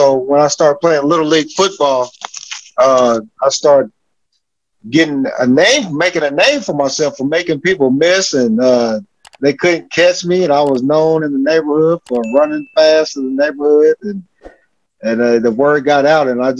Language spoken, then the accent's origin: English; Olathe, Kansas, United States; moved away as an adult; now in Edmonton, Canada; growing up in Kansas